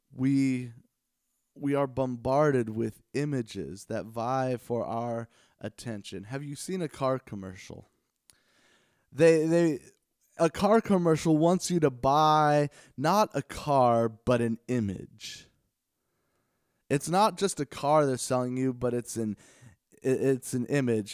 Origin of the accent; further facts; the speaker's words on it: Los Angeles, California, United States; I grew up in the Los Angeles area